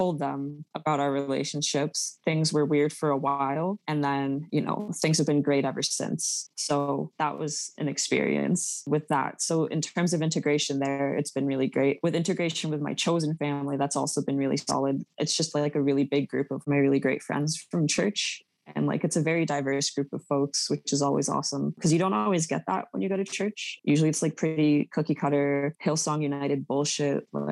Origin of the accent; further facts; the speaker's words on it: Mississauga, Ontario, Canada; I grew up in Meadowvale, which is like a broke, like they call it ghetto